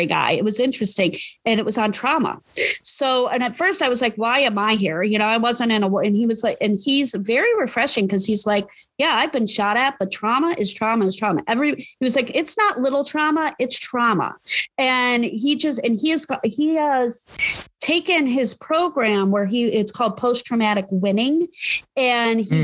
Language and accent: English; Parma, Ohio, United States; I grew up in Parma